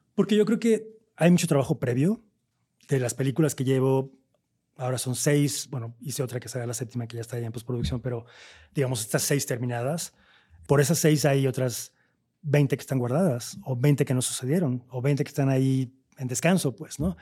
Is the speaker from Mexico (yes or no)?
yes; Veracruz, Mexico; nosotros que somos de Veracruz